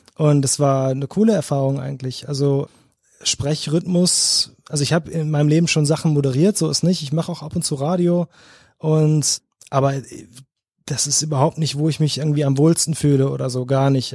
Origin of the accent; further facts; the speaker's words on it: North Rhine-Westphalia, Germany; moved away as an adult; now in Cologne, Germany; ich bin groß geworden am Niederrhein, so 20 Minuten von Duisburg.